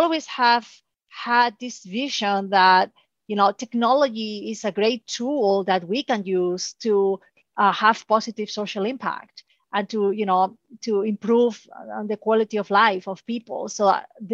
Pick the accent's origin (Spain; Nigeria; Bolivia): Spain; moved away; So I'm originally from Spain.